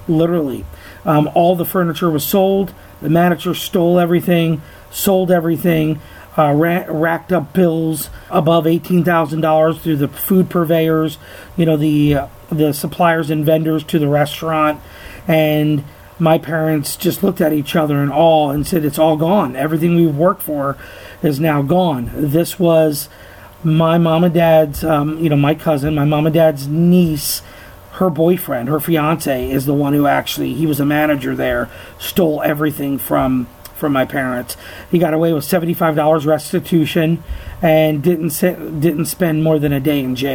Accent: New Mexico, United States; also born or lived in New Jersey; at 6 years old, I moved from New Jersey to New Mexico.

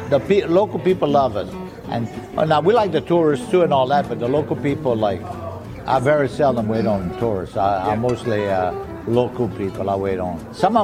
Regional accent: the Bayou, South Louisiana, United States; first language French; English is a second language; I'm from the Bayou

